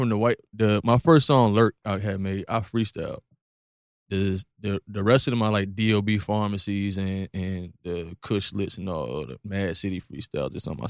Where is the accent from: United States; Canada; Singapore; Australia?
United States; Virginia Beach, Virginia; The beach. The real beach. Oceanfront.